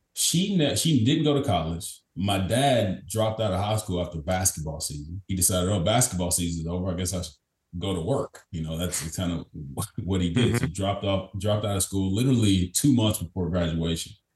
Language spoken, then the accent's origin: English; Kentucky, United States; I'm born and raised in Kentucky from a small town in Kentucky, about 10,000 people